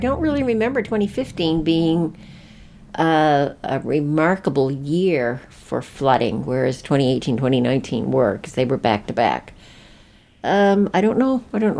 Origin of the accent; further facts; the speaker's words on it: Marysville, United States; like when I was growing up in Marysville, and the bridge washed out and school was canceled.